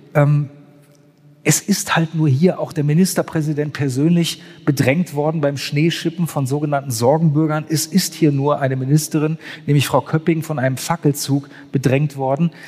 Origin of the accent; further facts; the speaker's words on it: Germany; moved away as an adult; now in Dresden, Germany; empfand ich mich als gebürtiger Wessi